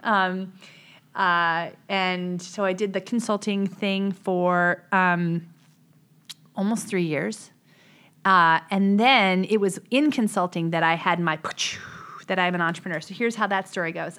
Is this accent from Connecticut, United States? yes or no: yes; West Hartford, Connecticut, United States; I grew up in West Hartford, Connecticut